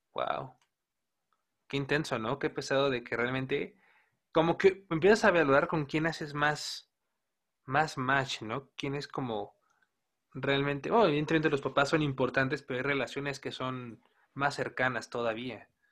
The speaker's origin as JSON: {"language": "Spanish", "country": "Mexico"}